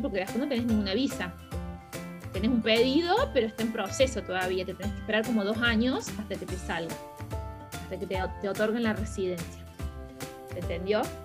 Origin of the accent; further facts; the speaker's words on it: Córdoba, Argentina; moved away as an adult; also born or lived in Australia / Berlin, Germany; now in Portugal; soy, de Córdoba, Argentina